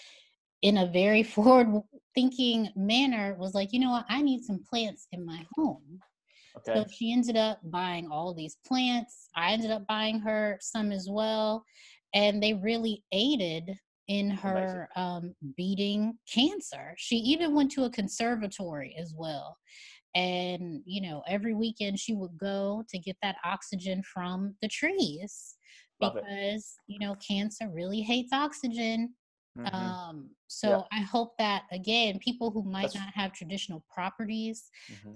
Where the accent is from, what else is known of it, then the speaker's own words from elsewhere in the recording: Chicago, Illinois, United States; now in New York, United States; Chicago, which is my hometown, where most of my immediate family is